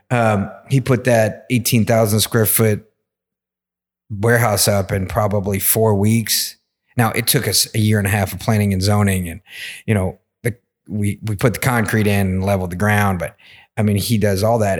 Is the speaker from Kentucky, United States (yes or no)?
yes; Versailles, Kentucky, United States; also born or lived in Atlanta; I grew up in Versailles in Woodford County